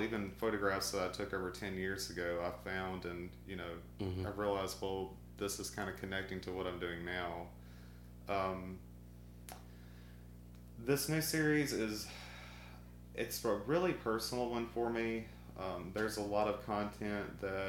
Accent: Arkansas, United States; moved away as an adult; also born or lived in Natchez, Mississippi / South Mississippi / New Orleans, Louisiana; now in Columbus, United States; I transferred with my dad up to Arkansas, and I started school there. And I lived there, finished high school

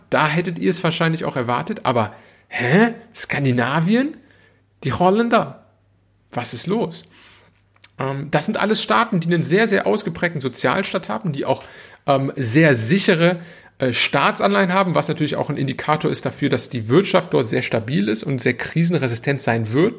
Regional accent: Germany; now in Italy; bei uns in Deutschland

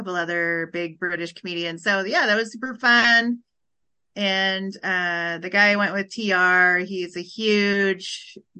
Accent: Huron, South Dakota, United States; I am from South Dakota. I'm from a town called Huron, South Dakota

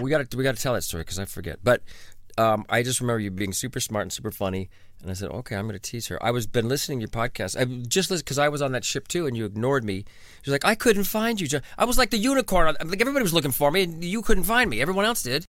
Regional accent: Orange County, California, United States; I grew up in Orange County

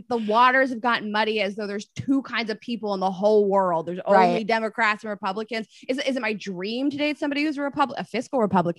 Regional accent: Pittsburgh, Pennsylvania, United States; I grew up in Pittsburgh, which is, I mean, one of my favorite places in the world. I grew up there, but it is traditionally a more blue collar place.

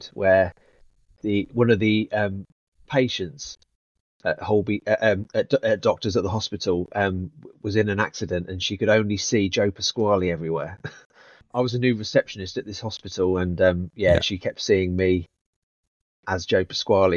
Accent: Leicester, East Midlands, United Kingdom; moved away; also born or lived in London; growing up in Leicester, I did the youth theatre

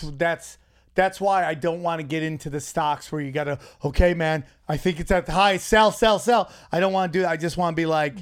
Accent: New York, United States; went to college in my hometown's 607

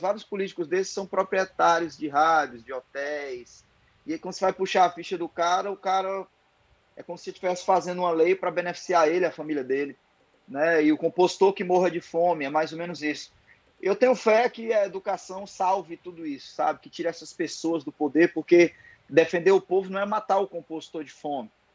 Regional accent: Ceará, Brazil

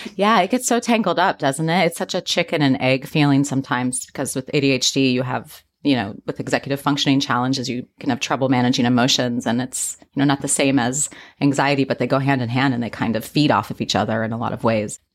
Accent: Midwest, United States; I grew up in the Midwest

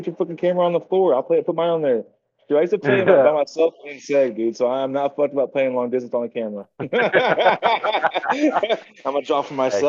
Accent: United States; I'm American. I'm American because I'm born here. Like, I'm indigenous because I was literally born on this land. Like, just like anybody else. Like, my dad was Native American.

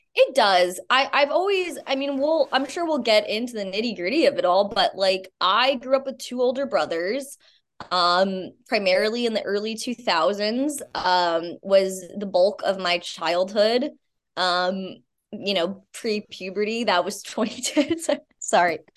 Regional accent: Albany, New York, United States; I'm originally from upstate New York

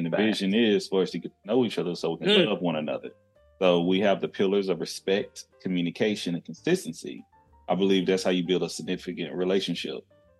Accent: the South, United States; I'm from the South as well

